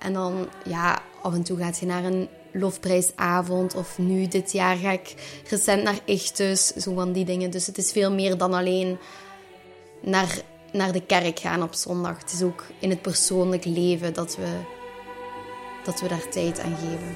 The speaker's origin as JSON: {"language": "Dutch", "area": "Limburg", "region": "Flanders", "country": "Belgium", "tie": "born or raised there", "said": "ik ben opgegroeid in Limburg in een heel klein dorpje, Kouwelil"}